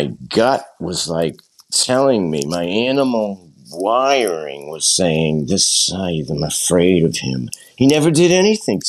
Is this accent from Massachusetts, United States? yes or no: yes; Burlington, Massachusetts, United States; we grew up in Burlington, Massachusetts